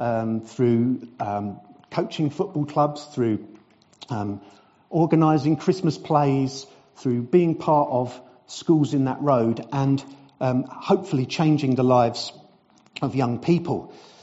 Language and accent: English; South East England, United Kingdom; moved away as an adult; now in Brentwood, United Kingdom; Now, 30 years ago, almost to the day, I arrived in Sawyers Hall Lane. I came from Surrey. I have now been an Essex boy for 30 years, 30th anniversary.